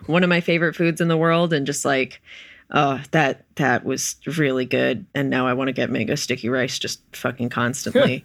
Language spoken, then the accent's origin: English; Wilmington, North Carolina, United States; I'm from Wilmington, North Carolina